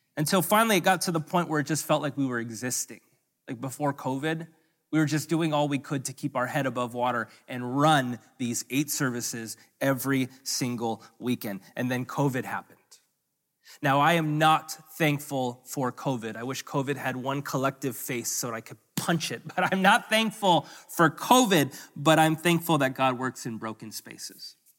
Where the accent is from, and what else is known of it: Hawaii, United States; also born or lived in US mainland